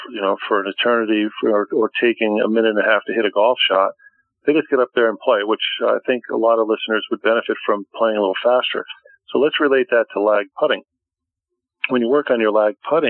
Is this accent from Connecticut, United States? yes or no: yes; Connecticut, United States; now in Boca Raton, United States; my home state of Connecticut